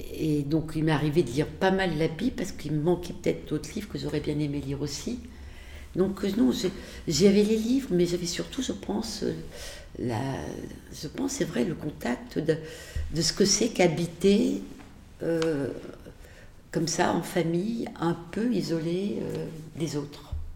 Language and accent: French; Le Chambon-sur-Lignon, Auvergne-Rhône-Alpes, France; moved away as an adult; also born or lived in Beirut, Lebanon / Clermont-Ferrand; Je suis née vraiment au Chambon-sur-Lignon, mais mes parents, euh, donc euh, pour des raisons, euh, finalement la mort de ma grand-mère, mes parents ont, quitté le Chambon pour aller habiter un peu plus loin, dans une maison isolée, une ferme de la Haute-Loire